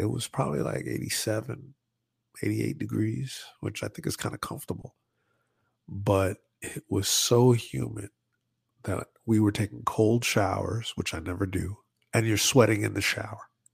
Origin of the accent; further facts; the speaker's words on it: New York, United States; I'm from New York